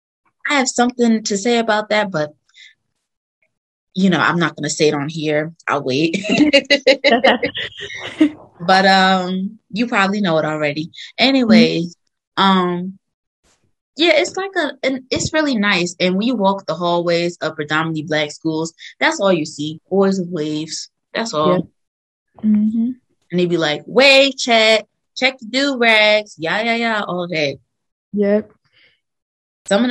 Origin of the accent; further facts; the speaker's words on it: New Jersey, United States; people in New Jersey, my home state